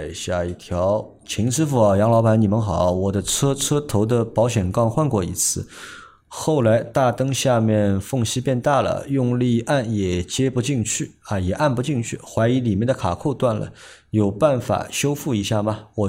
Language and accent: Chinese; Shanghai, China; 哎呀，我讲上海话了，别的。